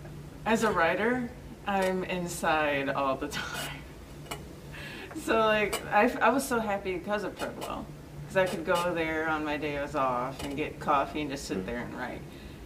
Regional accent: Aurora, Illinois, United States; also born or lived in Chicago; I'm from Aurora. Okay. Started in Chicago, but then I came to Aurora to avoid bullying.

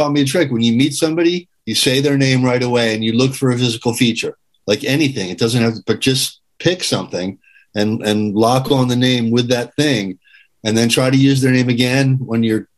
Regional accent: Springfield, Massachusetts, United States; Born in Massachusetts, Springfield, home of the original Friendly ice cream store

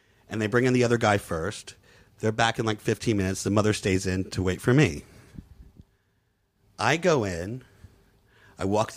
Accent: Palestine; I'm Palestinian

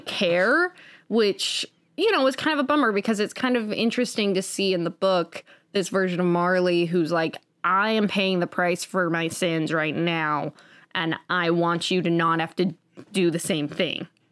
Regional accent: United States; I am an American who was born in the nineties

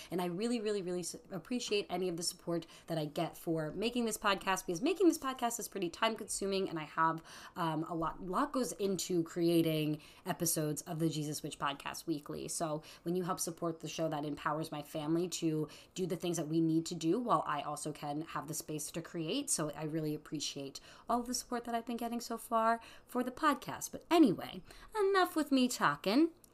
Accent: New York, United States; I'm a New Yorker

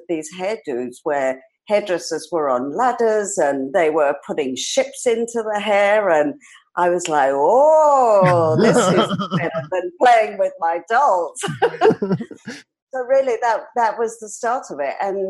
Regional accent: London, United Kingdom; I was born in London and raised in London, in England, because I believe there's another London in Canada.

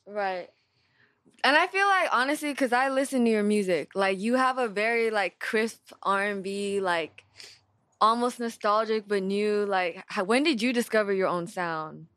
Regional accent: West Coast, United States; I'm from the West Coast

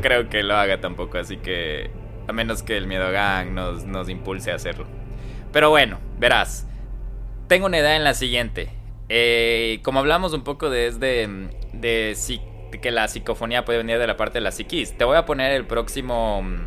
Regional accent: Ecuador; moved away

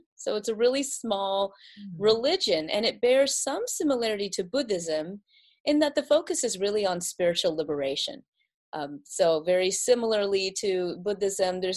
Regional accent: South Carolina, United States; I was born and raised in South Carolina

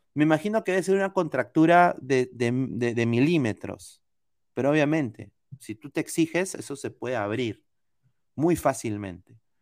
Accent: Peru; now in United States; soy peruano

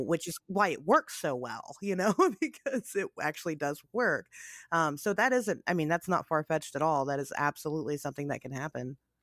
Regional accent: United States; I'm an American, right? I, I live in America

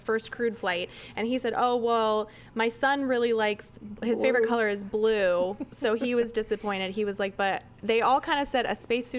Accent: Brevard County, Florida, United States; It used to be all cow pastures out there. Since I grew up in Brevard County

